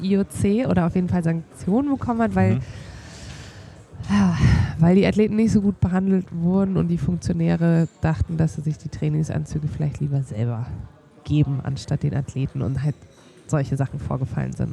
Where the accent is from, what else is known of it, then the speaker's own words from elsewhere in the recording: Bayreuth, Bavaria, Germany; moved away as an adult; in meiner Heimatstadt Bayreuth